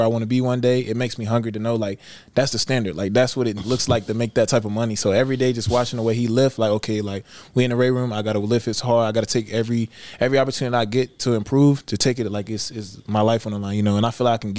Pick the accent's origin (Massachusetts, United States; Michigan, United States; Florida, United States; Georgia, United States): Georgia, United States; Columbus; I'm from Columbus, Georgia